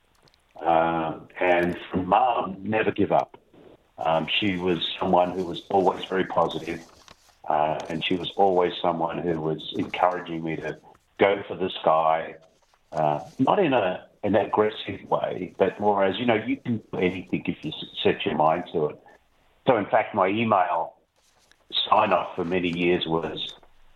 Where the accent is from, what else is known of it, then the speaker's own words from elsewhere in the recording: Sydney, New South Wales, Australia; moved away; I grew up in Sydney, Australia